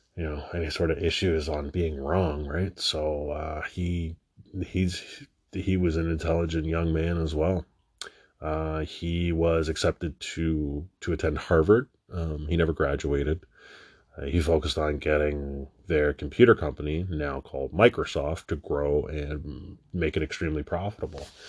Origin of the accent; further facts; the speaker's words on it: Toronto, Ontario, Canada; I'm from Canada